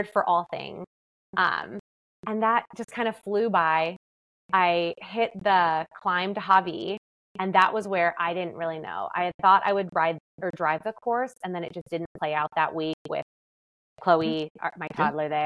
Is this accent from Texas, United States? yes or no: no; Seattle, Washington, United States; I'm from Seattle